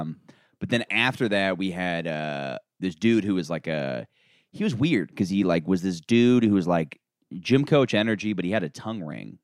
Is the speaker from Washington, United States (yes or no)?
no; Florida, United States; I'm from Florida